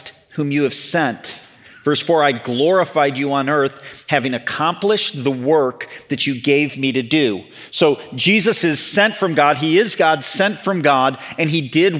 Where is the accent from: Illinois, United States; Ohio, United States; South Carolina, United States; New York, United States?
Illinois, United States; Chicago suburbs; moved away; So I grew up in the Chicago suburbs.